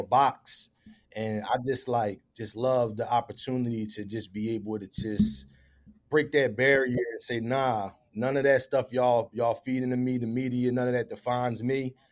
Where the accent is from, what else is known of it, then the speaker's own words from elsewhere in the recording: Philadelphia, Pennsylvania, United States; I was born and raised in the Philadelphia area, grew up, raised by my mother in the uptown section of the city